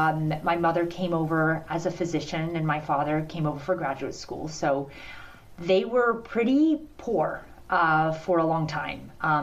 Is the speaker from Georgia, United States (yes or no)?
no; Parkersburg, West Virginia, United States; I was born in Parkersburg, West Virginia, and for a long time I was kind of embarrassed